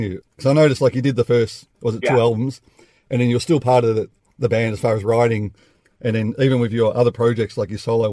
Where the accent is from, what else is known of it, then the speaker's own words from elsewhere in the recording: Melbourne, Victoria, Australia; that's where I'm from. I'm from Melbourne